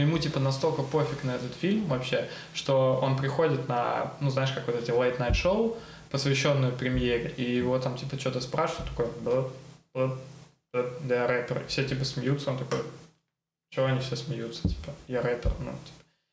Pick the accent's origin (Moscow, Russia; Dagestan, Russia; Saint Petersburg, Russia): Saint Petersburg, Russia; Я вот э, вырос в Купчино, ходил в школу в Купчино